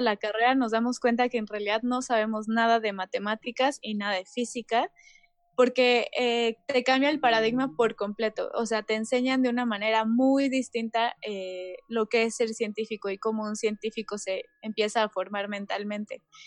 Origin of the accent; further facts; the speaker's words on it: Mexico; como país, o sea, como mexicanos